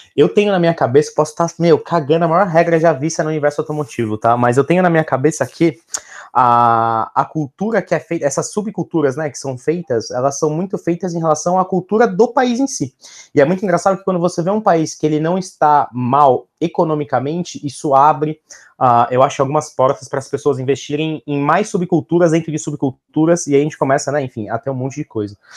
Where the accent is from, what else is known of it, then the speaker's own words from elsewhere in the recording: Brazil; nós como brasileiros, nunca tivemos uma época muito forte de estabilidade econômica